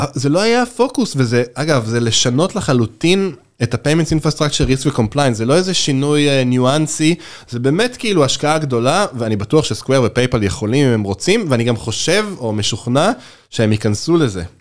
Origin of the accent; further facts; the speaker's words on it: Israel; בתור קונסיומר ישראלי